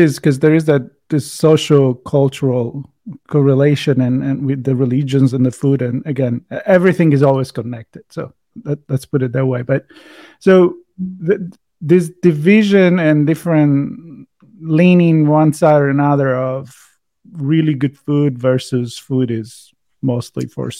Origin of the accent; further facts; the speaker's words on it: Tuscany, Italy; I'm from Tuscany, so we kind of touched on this last time.